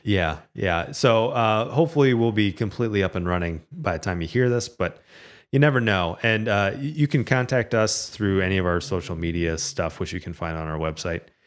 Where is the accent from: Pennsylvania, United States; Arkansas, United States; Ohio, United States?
Ohio, United States; Toledo; I grew up here in Toledo